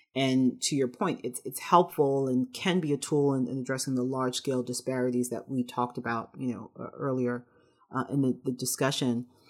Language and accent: English; New York City, New York, United States; I'm from the Bronx